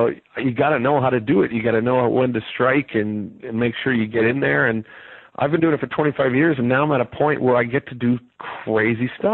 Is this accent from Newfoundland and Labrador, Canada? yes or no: no; Vancouver, British Columbia, Canada; I'm from Vancouver